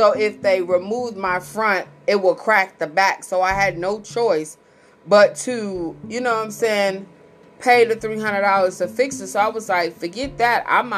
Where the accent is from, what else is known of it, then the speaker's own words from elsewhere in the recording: Missouri, United States; And here's the crazy thing. Like, I'm from Missouri.